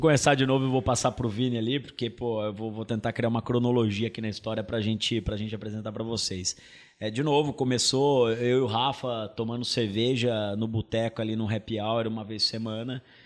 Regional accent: interior of São Paulo, Brazil; moved away as an adult; also born or lived in England; now in São Paulo, Brazil; Meu pai é sócio com meu tio de um supermercado no interior de São Paulo, onde eu nasci, fui, fui criado, e depois mudei para São Paulo para poder fazer faculdade

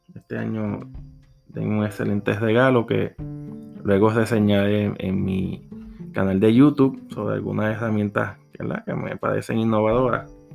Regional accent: Puerto Rico; Soy de Puerto Rico

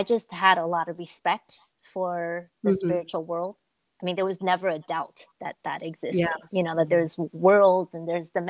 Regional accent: Taipei, Taiwan; moved away; growing up in Taiwan and Taipei, I mean, I come from a really big family, and there's just a lot of like cultural spirituality, right? Kind of folk religion

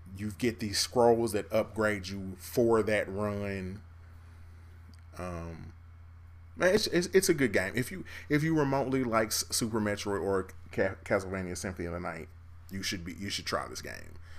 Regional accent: Kansas City, United States; I'm from Kansas City.

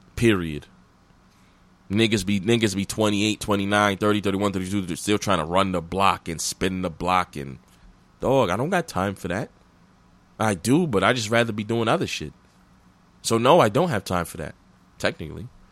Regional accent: New York City, New York, United States; also born or lived in Flatbush, Brooklyn; I always lived in Brooklyn. I was, my, we grew up, my family, we grew up in Mill Basin

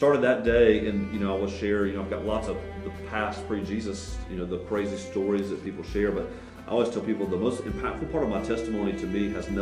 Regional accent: the South, United States; growing up in the South

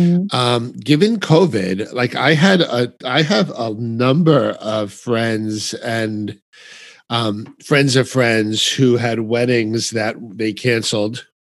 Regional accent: New York, United States; I'm from New York

